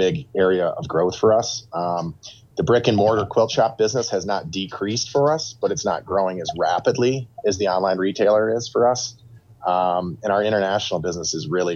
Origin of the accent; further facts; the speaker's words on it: Toledo, Ohio, United States; growing up in the Toledo area, we're just, you know, 10 minutes from the Michigan border